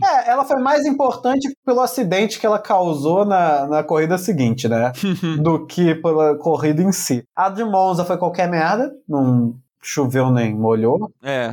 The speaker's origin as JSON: {"language": "Portuguese", "country": "Brazil", "said": "Vem na minha terra, vai falar português"}